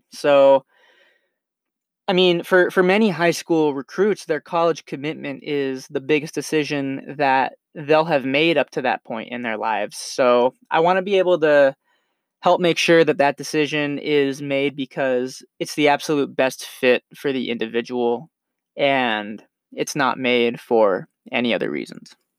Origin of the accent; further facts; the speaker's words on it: Henderson, Nevada, United States; I grew up in Henderson, Nevada, right outside of Las Vegas